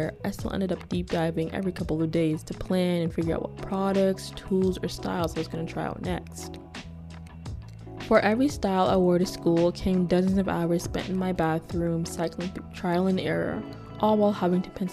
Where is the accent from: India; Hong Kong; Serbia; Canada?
Canada; Kitchener, Ontario; I grew up in Kitchener, Ontario